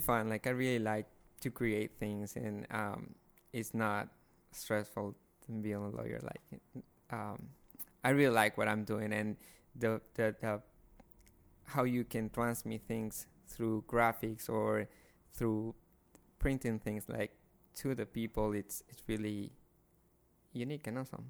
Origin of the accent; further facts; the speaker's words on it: Guayaquil, Guayas, Ecuador; moved away; I'm from Guayaquil, Ecuador.